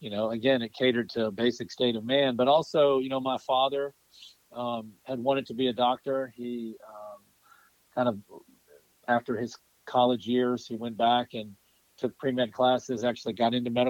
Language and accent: English; Columbia, Mississippi, United States; moved away as an adult; also born or lived in Durham, North Carolina / Birmingham, Alabama; now in Nashville, United States; I grew up in a small town in South Mississippi called Columbia, Mississippi